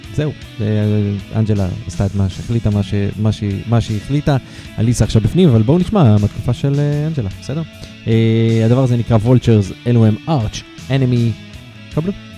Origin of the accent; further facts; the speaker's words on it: Haifa, Haifa District, Israel; אני חיפאי